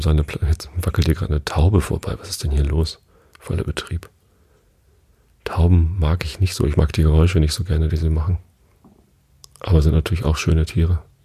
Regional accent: Tostedt, Lower Saxony, Germany; Ich bin ja hier in der Samtgemeinde Tostedt aufgewachsen

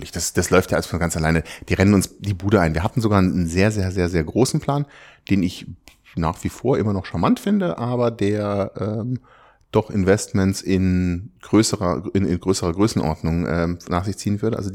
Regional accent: Freiburg, Baden-Württemberg, Germany; Ich komme aus Süddeutschland, ich bin in Freiburg geboren, da unten in der Ecke dann

